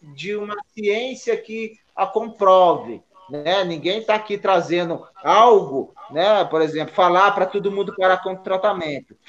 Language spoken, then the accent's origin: Portuguese; Taubaté, São Paulo, Brazil; Eu sou de Taubaté